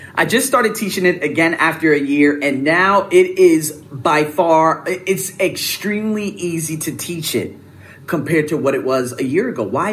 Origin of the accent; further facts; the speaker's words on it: United States; I'm American